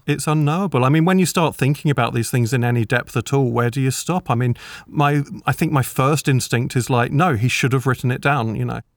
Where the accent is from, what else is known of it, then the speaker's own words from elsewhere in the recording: United Kingdom; I'm a British children's author.